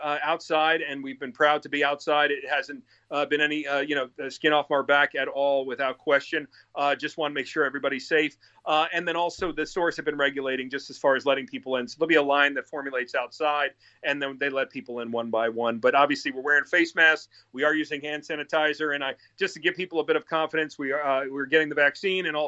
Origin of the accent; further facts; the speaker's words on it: New York, United States; I grew up in New York